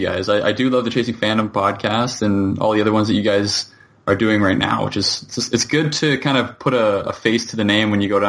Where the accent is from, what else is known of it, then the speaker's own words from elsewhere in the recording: Canada; I'm a Canadian, and I live and work in Toronto right now